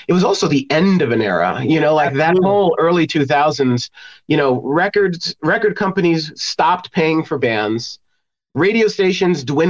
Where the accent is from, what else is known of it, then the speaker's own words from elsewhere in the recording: New York City, New York, United States; also born or lived in Los Angeles, United States; now in Indiana, United States; I'm from New York City originally